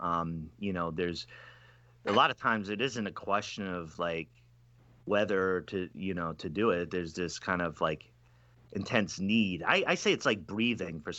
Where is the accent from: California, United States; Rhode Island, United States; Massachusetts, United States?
Rhode Island, United States; growing up in Rhode Island, you know, that people going to monkey around, light things on fire. I remember growing up as a kid